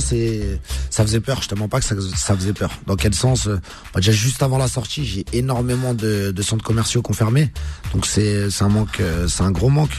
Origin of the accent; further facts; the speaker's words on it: Casablanca, Casablanca-Settat, Morocco; on est originaire de Casa